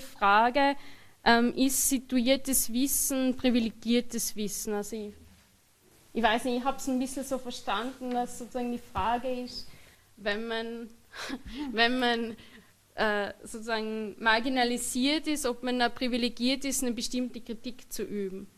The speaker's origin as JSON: {"language": "German", "country": "Austria", "said": "ich sozusagen Mehrheitsösterreicher bin, Österreicherin bin"}